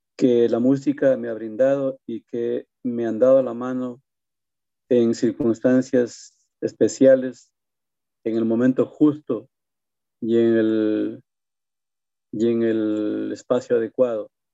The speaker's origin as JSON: {"language": "Spanish", "region": "Loja", "country": "Ecuador", "tie": "born or raised there", "also_born_or_lived": "Quito, Ecuador", "moved": "as an adult", "lives_now": "New Jersey, United States", "said": "en mi tierra, en mi loja natal"}